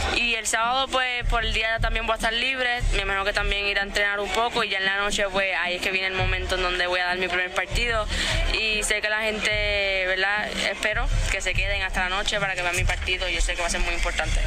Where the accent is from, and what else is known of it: Puerto Rico